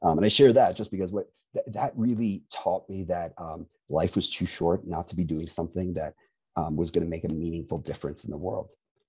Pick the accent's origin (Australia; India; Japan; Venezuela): Japan; born there; I was born in Japan, and that's important for a couple of reasons. My parents are in the Foreign Service